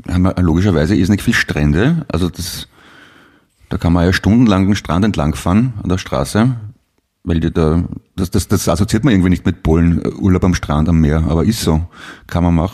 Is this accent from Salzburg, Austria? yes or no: no; Vienna, Austria; das fällt einem als Wiener gar nicht auf, es gibt offenbar ein paar Vokale, die, die können normale Menschen nicht aussprechen